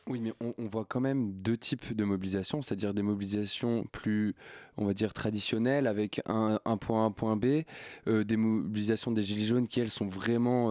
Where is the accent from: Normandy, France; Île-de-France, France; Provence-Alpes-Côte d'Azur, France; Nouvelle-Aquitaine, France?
Nouvelle-Aquitaine, France; Basque Country; je viens du Pays Basque